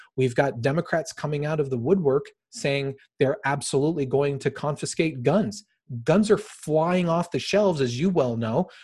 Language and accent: English; United States; I'm an American